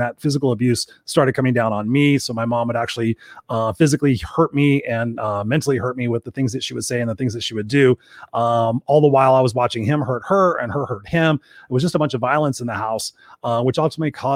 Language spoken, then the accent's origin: English; Inglewood, California, United States; I grew up in a place called Inglewood in South Los Angeles